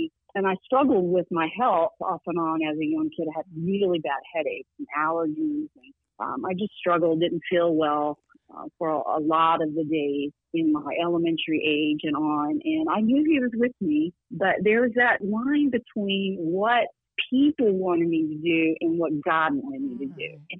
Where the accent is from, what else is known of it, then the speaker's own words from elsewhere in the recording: the South, United States; So there's blessings of growing up in the South, and just the wonder of family, and so beautiful, and just watermelon, and, you know, staying up late in the summer.